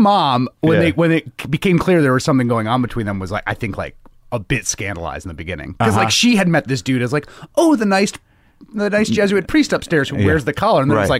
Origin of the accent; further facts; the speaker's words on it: New York City, New York, United States; I grew up in the Bronx.